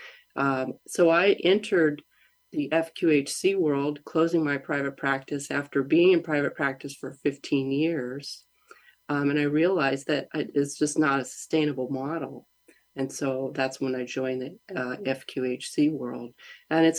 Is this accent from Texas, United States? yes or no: no; Grass Valley, California, United States; I grew up in Nevada County. I lived there since I was five in a little town of Grass Valley.